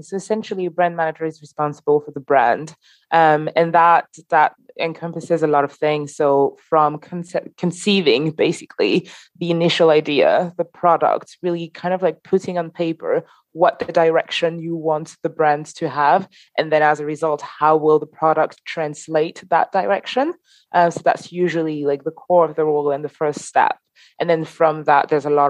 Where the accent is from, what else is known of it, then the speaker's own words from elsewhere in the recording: Paris, Île-de-France, France; moved away; I'm originally from Paris